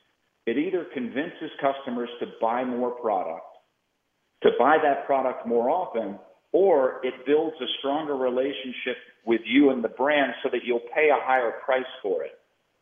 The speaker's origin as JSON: {"language": "English", "town": "Boston", "region": "Massachusetts", "country": "United States", "tie": "born or raised there", "said": "I grew up in Boston"}